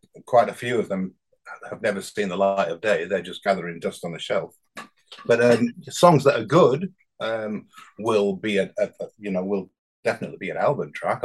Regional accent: Bradford, Yorkshire and the Humber, United Kingdom; accent: northern; also born or lived in South of England; now in Hebden Bridge, United Kingdom; I'm from a council estate in Bradford

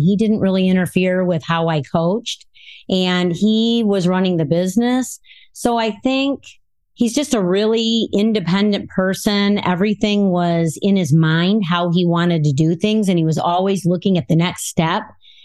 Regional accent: Rockford, Illinois, United States; I'm from Rockford, Illinois, and I was born and raised here in Rockford

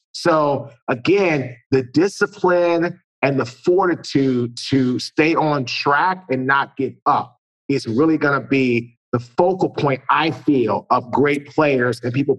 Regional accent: Washington, District of Columbia, United States; So I'm originally from Washington, D.C.

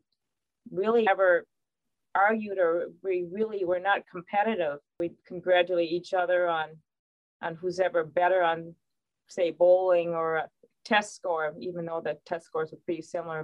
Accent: Winona, Minnesota, United States; But we grew up in Winona.

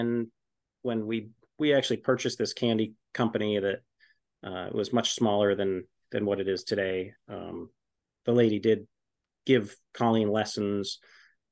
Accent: Essex Junction, Vermont, United States; I grew up in Essex Junction, and in Essex Junction, there was one sugar house

